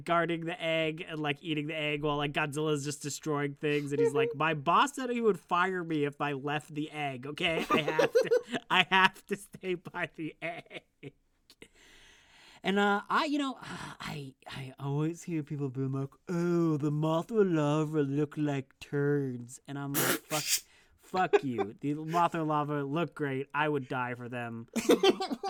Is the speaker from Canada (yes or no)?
yes; Canada; I'm Canadian.